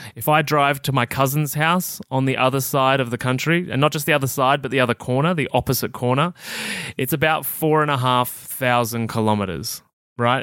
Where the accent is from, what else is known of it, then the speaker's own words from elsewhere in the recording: Victoria, Australia; also born or lived in Melbourne; I'm a country kid that spent most of my childhood running around the bush.